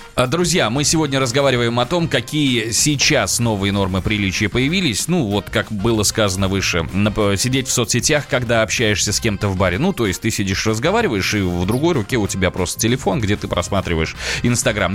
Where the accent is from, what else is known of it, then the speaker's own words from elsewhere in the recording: Nizhny Novgorod, Nizhny Novgorod Oblast, Russia; now in Moscow, Russia; я из Нижнего Новгорода